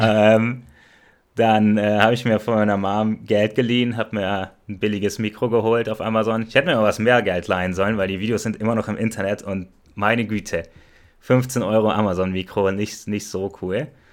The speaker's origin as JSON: {"language": "German", "country": "Germany", "first_language": "German", "said": "wir kommen alle aus Deutschland"}